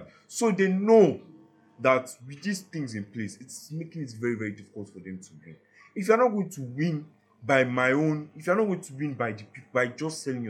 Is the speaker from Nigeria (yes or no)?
yes; Nigeria; I've suffered enough as a Nigerian